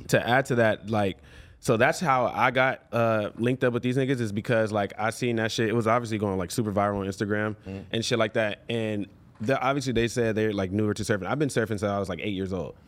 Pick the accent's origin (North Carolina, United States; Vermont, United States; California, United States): California, United States; Los Angeles; I grew up in Venice, on the beach, damn boardwalk, like you know, as a kid